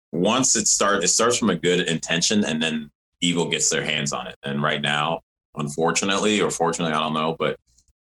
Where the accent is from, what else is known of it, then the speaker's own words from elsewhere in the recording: Evanston, Illinois, United States; also born or lived in Rochester, New York; I was born in Rochester, New York, and grew up in Evanston, Illinois, right outside of Chicago